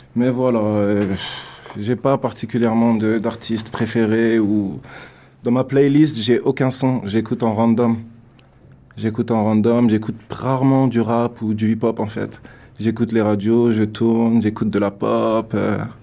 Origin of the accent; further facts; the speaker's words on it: France; also born or lived in Africa; now in Canada; artiste né en France. Euh, qui au début a évolué en France, puis euh, je suis allé en Afrique parce que j'ai des origines africaines. Et euh, depuis trois ans, je suis au Canada